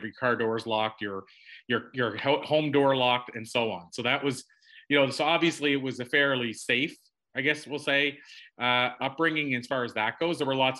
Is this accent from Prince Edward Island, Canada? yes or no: yes; Prince Edward Island, Canada; moved away as an adult; I literally live less than a 5-minute drive from where I was born, like wow. That close. And so I grew up in Prince Edward Island in Canada, tiniest little province.